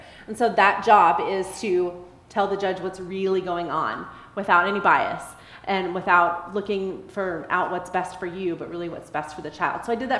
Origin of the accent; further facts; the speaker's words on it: Texas, United States; So I'm originally from Texas. My family moved around a lot when I was a kid, but we kind of settled in Texas and I was mostly raised there.